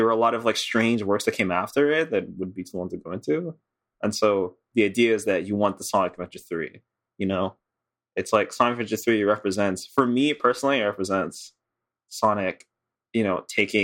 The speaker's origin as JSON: {"language": "English", "town": "Montreal", "region": "Quebec", "country": "Canada", "said": "I'm from Montreal"}